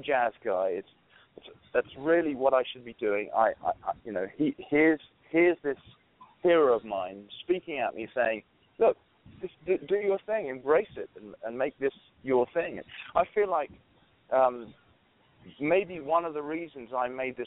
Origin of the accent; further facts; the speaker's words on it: London, United Kingdom; moved away; as an English guy coming from London